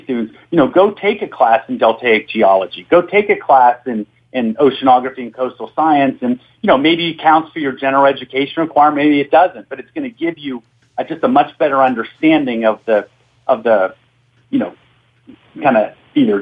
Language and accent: English; Pittsburgh, Pennsylvania, United States; now in Louisiana, United States; being born and raised in Pittsburgh